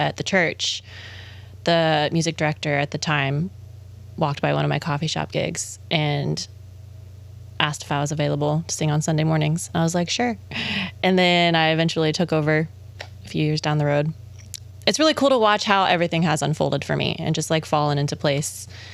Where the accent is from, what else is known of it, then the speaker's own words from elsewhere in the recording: Ocala, Florida, United States; down in my hometown in Ocala.